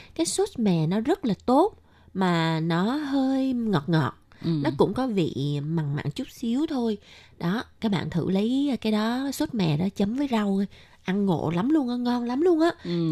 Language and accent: Vietnamese; Vietnam; now in Taiwan; người Việt Nam mình